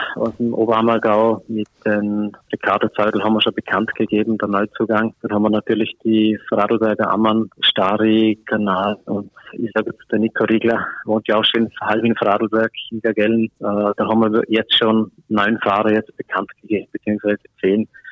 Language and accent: German; Austria; bei uns in Österreich